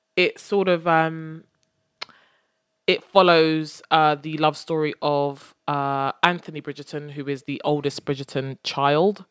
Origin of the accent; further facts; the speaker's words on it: United Kingdom; now in London, United Kingdom; we are British